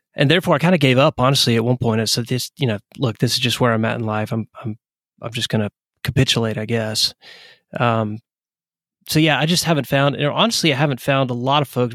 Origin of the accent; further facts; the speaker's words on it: East Tennessee, United States; moved away as an adult; also born or lived in Atlanta, Georgia; now in Knoxville, United States; I'm originally from Tennessee